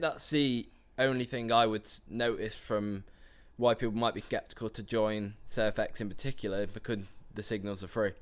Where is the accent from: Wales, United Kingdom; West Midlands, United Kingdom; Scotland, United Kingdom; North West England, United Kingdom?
West Midlands, United Kingdom; Telford; I'm from Telford, which is just north of uh, Birmingham.